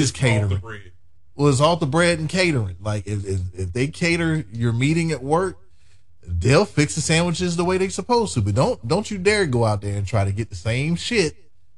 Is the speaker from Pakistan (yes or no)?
no; United Kingdom; I'm British